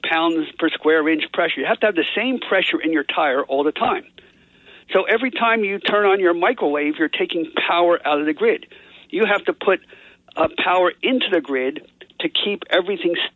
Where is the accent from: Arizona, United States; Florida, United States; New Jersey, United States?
New Jersey, United States; Atlantic City; I grew up in Atlantic City